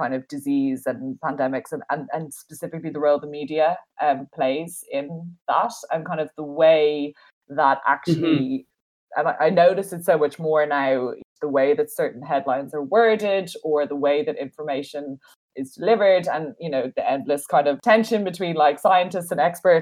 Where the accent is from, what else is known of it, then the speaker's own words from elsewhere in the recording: Dublin, Leinster, Ireland; I'm from Dublin, like I'm from like a city, like I didn't grow up on a farm or in a rural background